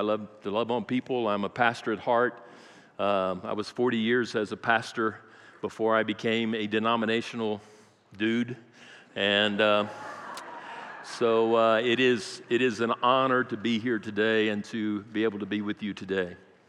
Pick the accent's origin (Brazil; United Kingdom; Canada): Brazil; I grew up in South America, Brazil. I speak fluent Portuguese.